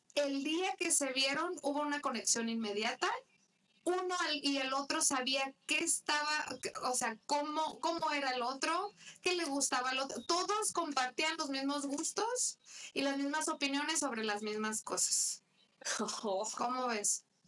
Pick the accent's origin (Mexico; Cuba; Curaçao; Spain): Mexico; yo soy mexicana